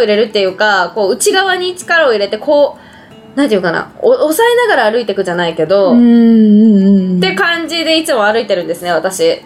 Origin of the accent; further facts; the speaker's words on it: Matsumoto, Nagano, Japan; moved away; 地元長野市じゃなくて松本市